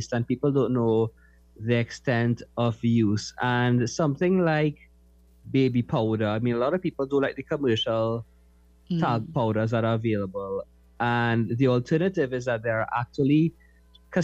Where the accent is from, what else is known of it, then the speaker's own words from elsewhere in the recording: Tobago, Trinidad & Tobago; Being from Tobago